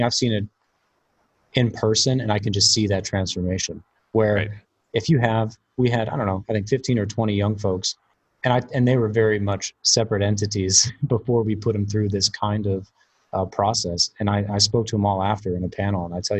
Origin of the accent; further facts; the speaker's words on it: Cape Canaveral, Florida, United States; born there; So, but yeah, I was born in a unique place. I always have a joke because I was born in Cape Canaveral because my father was working with NASA at the time.